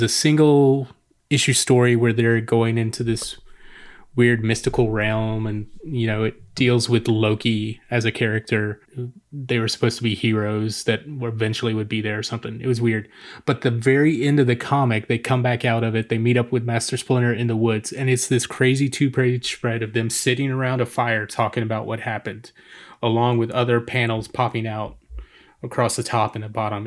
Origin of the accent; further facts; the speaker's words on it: Atlanta, Georgia, United States; I'm actually from Atlanta